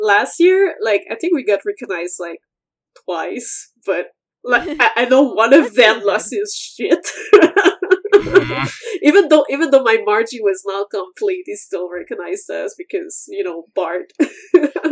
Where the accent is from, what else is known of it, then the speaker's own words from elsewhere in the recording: Montreal, Quebec, Canada; I'm actually from Montreal